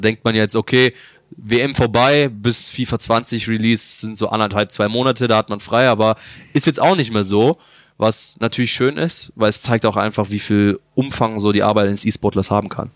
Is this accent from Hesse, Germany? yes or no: no; Bavaria, Germany; moved away as an adult; now in Bochum, Germany; ich komme aus Bayern ähm, als kleines Kind.